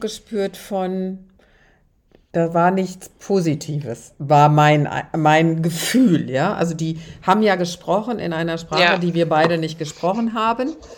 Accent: Germany; Ich als Deutsche

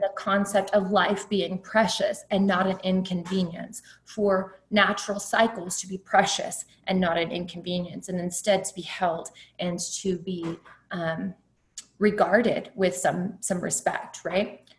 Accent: Kerrville, Texas, United States; I grew up in Kerrville, which is a retirement community in Texas, Hill Country, beautiful community.

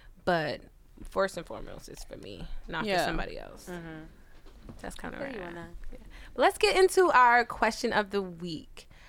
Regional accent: Oakland, California, United States; moved away as an adult; also born or lived in New Orleans, Louisiana; now in New York, United States; I'm from Oakland, California, born in New Orleans, Louisiana. I moved here last March, so it'll be a year next month for me.

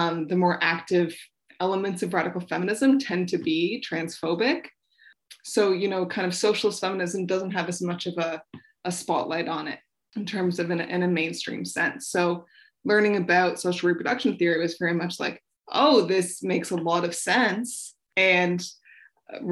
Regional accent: Toronto, Ontario, Canada; now in Winnipeg, Canada; I'm from Toronto

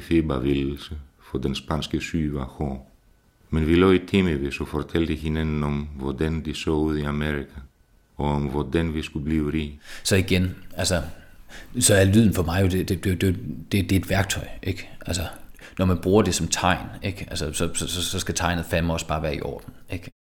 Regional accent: Skive, Central Denmark Region, Denmark; now in Frederiksberg, Denmark; jeg blev født i Skive i 1983. Jeg kommer fra Skive

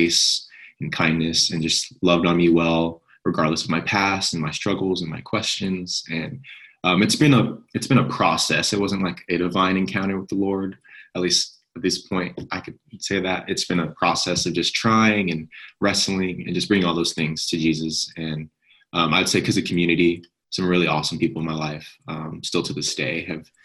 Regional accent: Southern California, United States; moved away as an adult; now in Princeton, United States; I'm from Southern California, born and raised. I've never lived anywhere else

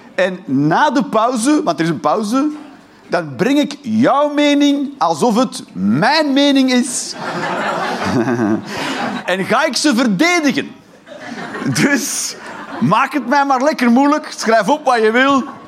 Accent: Flanders, Belgium; now in Eindhoven, Netherlands; ik ben een Vlaming

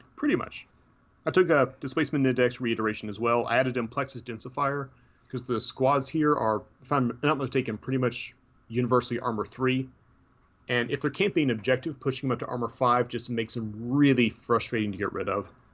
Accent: Tennessee, United States; I'm from Tennessee, so be surprised I can speak English at all

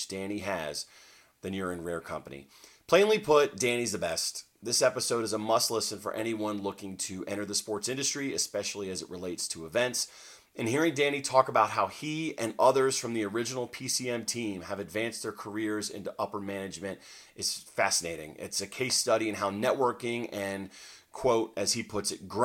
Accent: Southern Pines, North Carolina, United States; my hometown of Southern Pines, North Carolina

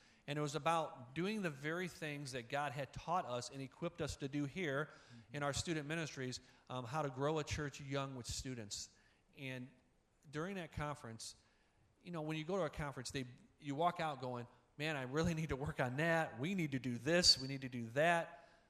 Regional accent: Indiana, United States; I grew up in Northwest Indiana. I graduated from Hobart.

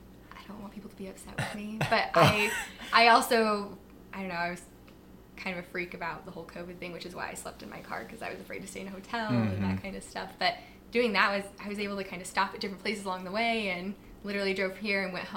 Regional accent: Pocatello, Idaho, United States; now in Chesapeake, United States; I am originally from Pocatello, Idaho. Idaho. Idaho, yep. Born and raised.

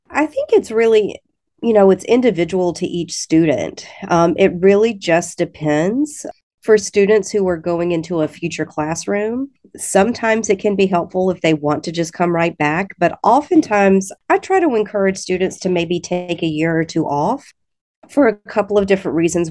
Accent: Alabama, United States; moved away as an adult; now in Missouri, United States; I'm originally from the state of Alabama, so you might be able to hear that a little bit

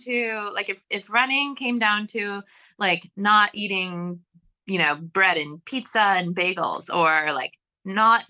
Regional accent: New York, United States; moved away; I grew up in New York State and that's where I lived at the time.

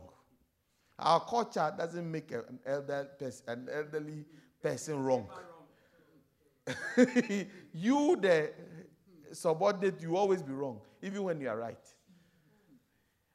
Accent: Ghana; moved away as an adult; also born or lived in South Africa; So I'm African from Ghana.

